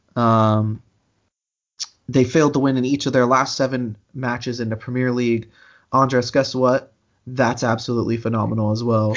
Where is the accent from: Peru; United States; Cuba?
United States; I'm American